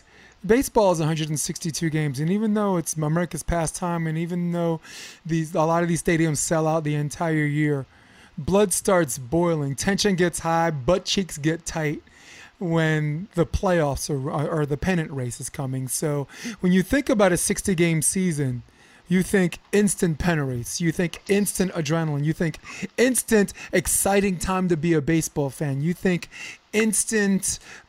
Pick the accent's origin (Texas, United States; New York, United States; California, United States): New York, United States; Brooklyn; Sorry, I'm from Brooklyn.